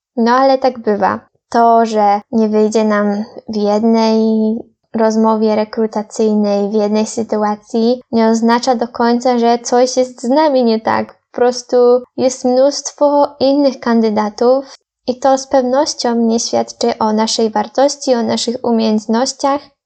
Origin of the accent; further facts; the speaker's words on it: Poland; Ja z Polski